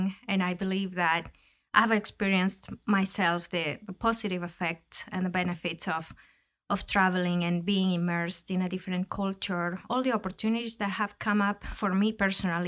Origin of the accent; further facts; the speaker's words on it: Ecuador; moved away; also born or lived in United States; I was born and raised in Ecuador